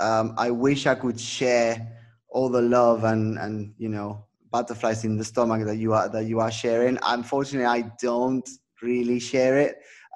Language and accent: English; Mollet del Vallès, Catalonia, Spain; Alexia was actually born in my hometown where I was born, so Alexia Putellas